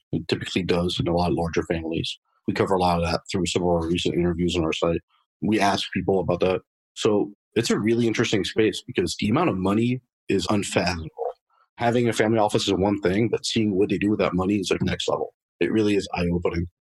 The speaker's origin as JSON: {"language": "English", "town": "Paris", "region": "Île-de-France", "country": "France", "tie": "born or raised there", "also_born_or_lived": "Boston area, United States", "moved": "as an adult", "lives_now": "United States", "said": "I was actually born and raised in Paris, France. Uh, lived there for about 20 years."}